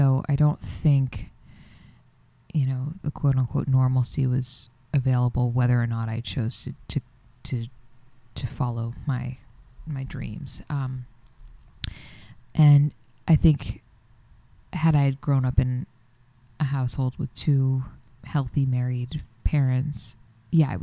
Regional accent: Florida, United States; moved away; I'm from Florida

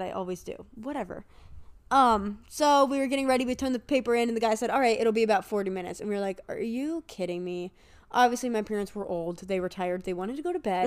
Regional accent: Erie, Pennsylvania, United States; I'm from Erie, and a lot of people know of me. One because my dad's the principal of the main high school here.

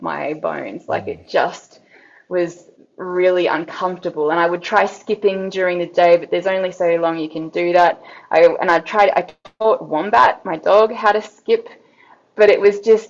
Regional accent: Brisbane, Queensland, Australia; I come from Brisbane in Australia, but I mean, everyone moves around a lot, so I've lived in all sorts of different places, but Australia is definitely home for me.

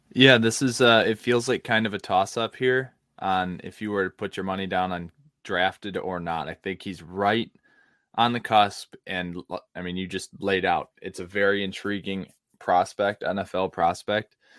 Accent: United States; my hometown market

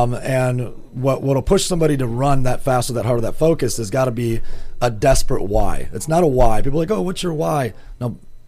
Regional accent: Grand Rapids, Michigan, United States; Well, I'm from Grand Rapids, Michigan, originally.

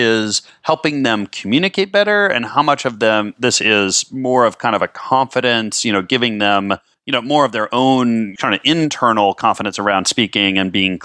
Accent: Minnesota, United States; I'm from Minnesota

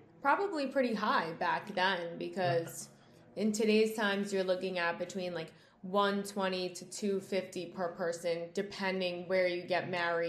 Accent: Long Island, New York, United States; we're from Long Island.

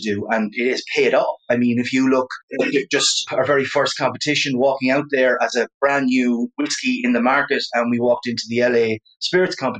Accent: Ireland; I'm from Ireland.

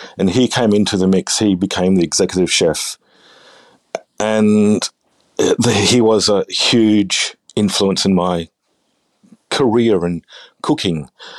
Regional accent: New South Wales, Australia; now in Adelaide, Australia; But for my whole life, I was from New South Wales, but we moved to Adelaide.

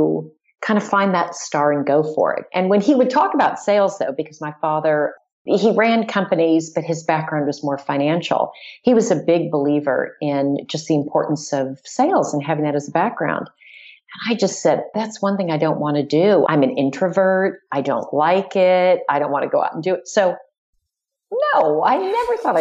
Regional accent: Southern California, United States; also born or lived in Dallas, Texas; I like to say I'm a Californian, but I actually was born in Dallas, Texas. Mm. So we lived there just for a short time

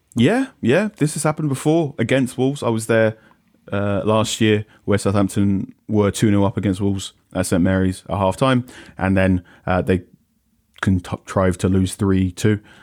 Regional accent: Ghana; as a Ghanaian person

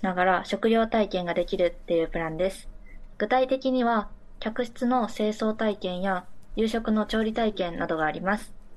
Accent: Mie, Japan; 私たちはチーム3人とも三重県出身

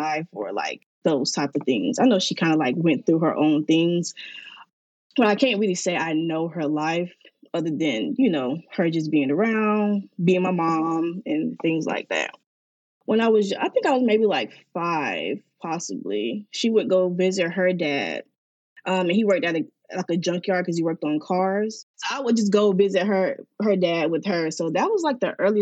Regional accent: Miami, Florida, United States; I am from Miami, Florida

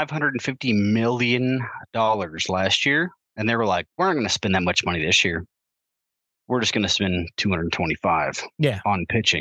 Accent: Hereford, Texas, United States; So me and Wade are from Herford, Texas. We kind of know how to speak a little bit of Spanish, right?

